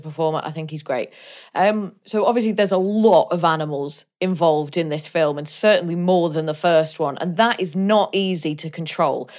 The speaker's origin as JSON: {"language": "English", "region": "Wales", "country": "United Kingdom", "said": "I'm Welsh."}